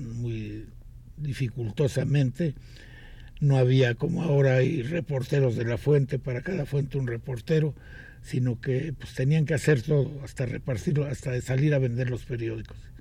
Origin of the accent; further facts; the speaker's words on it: Mexico City, Mexico; also born or lived in Villa de Guadalupe, Mexico City; nací aquí en, lo que entonces era un pueblito muy bonito que se llamaba Tlalpan